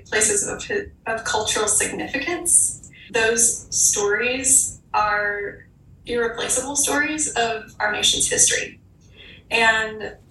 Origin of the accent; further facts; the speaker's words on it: Southern Appalachia, Eastern Tennessee, United States; I was born and raised in Southern Appalachia in Eastern Tennessee.